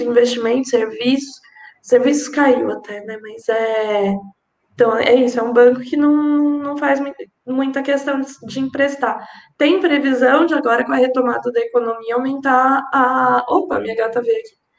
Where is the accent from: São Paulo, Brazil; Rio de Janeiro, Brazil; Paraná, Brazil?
São Paulo, Brazil; eu não sou nem carioca, nem fluminense, é, sou aqui de São Paulo